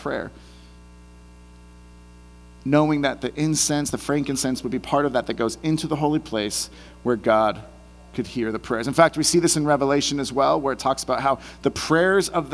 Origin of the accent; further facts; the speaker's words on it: Bay Area, California, United States; moved away; I'm from the Bay Area originally